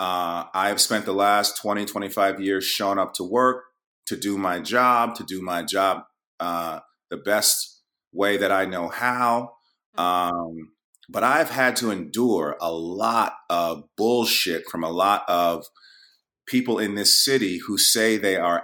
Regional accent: New York, United States; I'm from New York

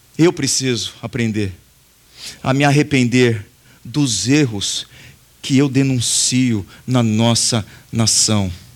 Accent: Brazil; nós fazemos parte desse povo, nós somos brasileiros

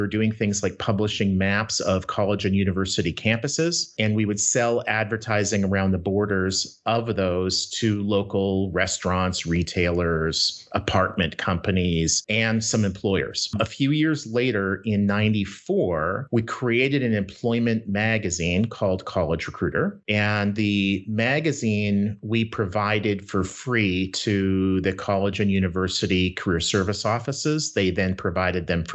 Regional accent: Winnipeg, Manitoba, Canada; now in Minnesota, United States; I grew up in Winnipeg, Canada

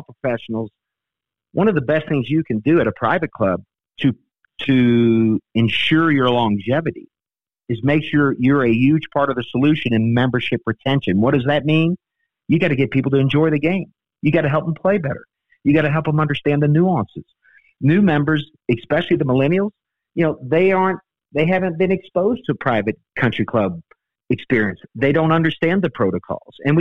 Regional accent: New Orleans, Louisiana, United States; I grew up in New Orleans, and you know, cooking and eating in New Orleans is a way of life.

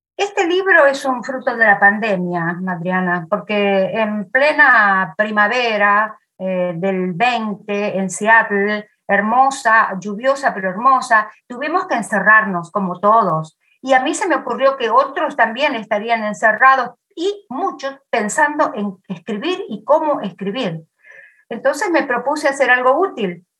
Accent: Argentina; moved away; mi pueblo y muchos otros pueblos divididos por la vía del tren

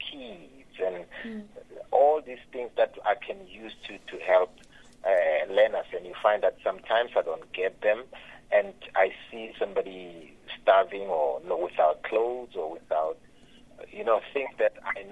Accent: Limpopo, South Africa; also born or lived in Phalaborwa; I'm from Limpopo in a small village called Makuba in Guyana. That's where I was born. But now I stay in Phalaborwa.

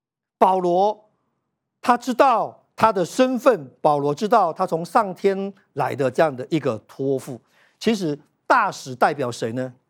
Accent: Yunlin County, Taiwan; moved away as an adult; also born or lived in Taichung; 在我二十四岁的那一年，我们两个人从云林的乡下一起到台中，要来创业，要来做保险。

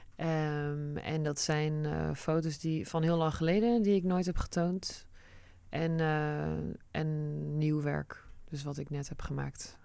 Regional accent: Netherlands; Dutch is a second language; also born or lived in United States; En toen zijn we naar Nederland geëmigreerd

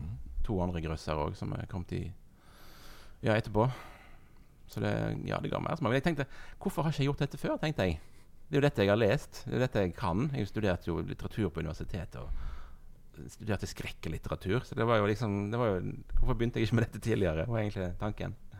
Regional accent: Husnes, Vestland, Norway; Jeg kommer fra Husnes.

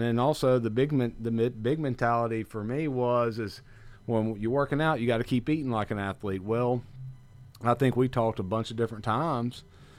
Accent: Kosciusko, Mississippi, United States; Well, I grew up in a quaint little village about 60 miles north up on the Natchez Trace called Kosciuszko, Mississippi.

